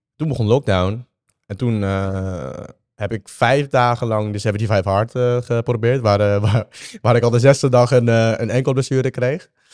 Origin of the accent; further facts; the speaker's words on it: Vietnam; moved away; Ik ben geboren in Vietnam.